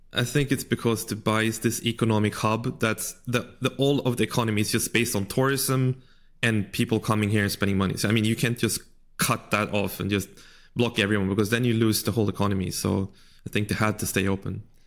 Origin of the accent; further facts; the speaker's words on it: Sweden; moved away as an adult; also born or lived in China; I grew up in Sweden